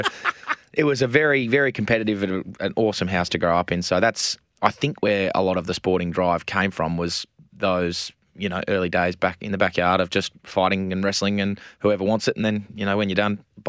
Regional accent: Adelaide, South Australia, Australia; born there; I was born in Adelaide. So I was born in Ashford Hospital in Adelaide. Andrew and I were both born there.

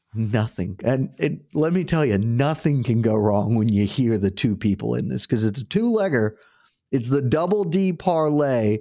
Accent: Savannah, Georgia, United States; I, I also was born and raised in Savannah.

